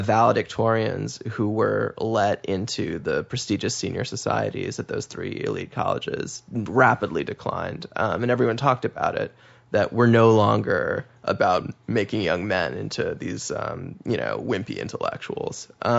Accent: Massachusetts, United States; I'm from Massachusetts.

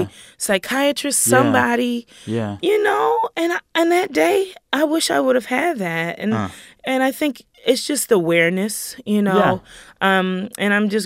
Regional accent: the South, United States; And then I'm from the South and all the layers of slavery and Jim Crow

